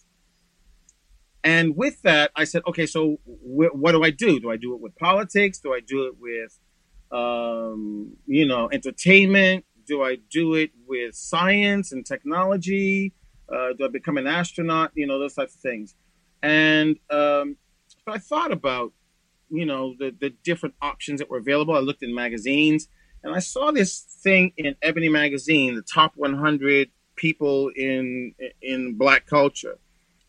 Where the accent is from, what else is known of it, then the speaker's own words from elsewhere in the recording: Boston, Massachusetts, United States; I grew up in a neighborhood called the South End